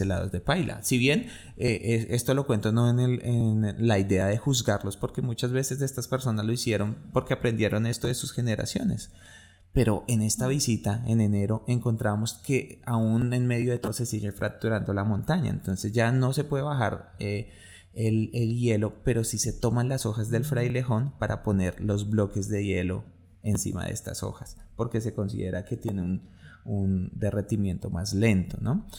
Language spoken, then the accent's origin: Spanish; Colombia; nosotros como colombianos